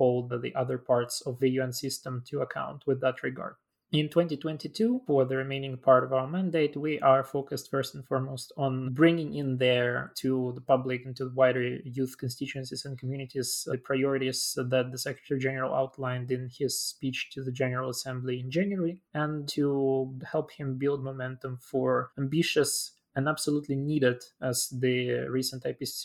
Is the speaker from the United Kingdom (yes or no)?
no; Chisinau, Moldova; my hometown of Chisinau, which is also the capital city of the Republic of Moldova